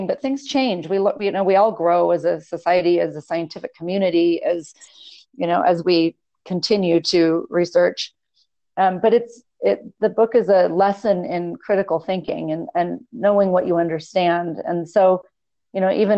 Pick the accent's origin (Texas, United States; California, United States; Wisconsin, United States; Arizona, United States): California, United States; Los Angeles; now in Las Vegas, United States; I grew up in Los Angeles on the beach